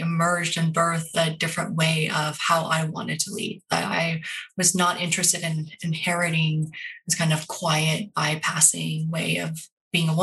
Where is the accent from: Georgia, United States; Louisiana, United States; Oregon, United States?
Oregon, United States; Portland; I'm Korean American. I grew up in Portland, Oregon before it was cool, at a time when I couldn't wait to leave.